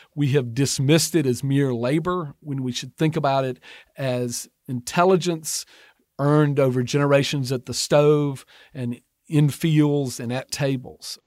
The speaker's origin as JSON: {"language": "English", "region": "Georgia", "country": "United States", "tie": "born or raised there", "moved": "as an adult", "lives_now": "Mississippi, United States", "said": "I was born and raised in Georgia, and my wife and I now raise our young son in Mississippi"}